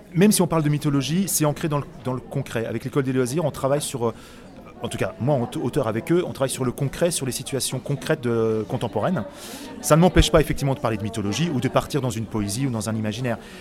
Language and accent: French; Autun, Bourgogne-Franche-Comté, France; moved away as an adult; also born or lived in Paris; je suis autunois, je suis né à Autun, euh, j'ai vécu 18 ans à Autun